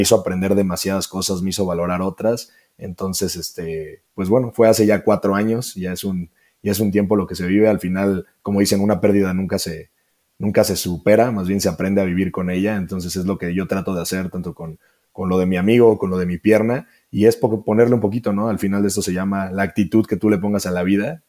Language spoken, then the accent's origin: Spanish; Celaya, Guanajuato, Mexico; yo soy de Celaya, Guanajuato